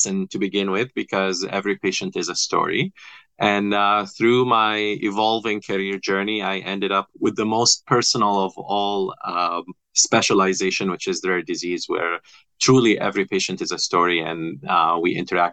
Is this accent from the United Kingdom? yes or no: no; Kuwait; moved away as an adult; also born or lived in Egypt / Boston, United States; now in United States; So I'm Egyptian by birth. I was raised in Kuwait and I came to the U.S. about 25 years ago.